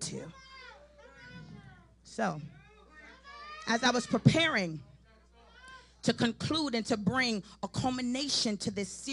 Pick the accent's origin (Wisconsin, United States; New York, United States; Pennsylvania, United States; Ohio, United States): New York, United States; New York City; now in Charlotte, United States; I'm from Brooklyn, New York